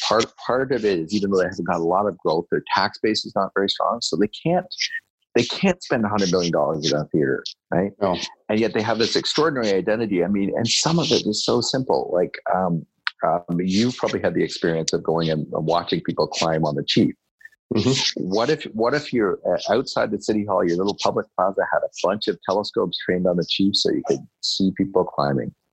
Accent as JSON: {"language": "English", "town": "Kingston", "region": "Ontario", "country": "Canada", "tie": "born or raised there", "said": "I'm a small town Ontario boy. Not quite a small town of that. I grew up in Kingston"}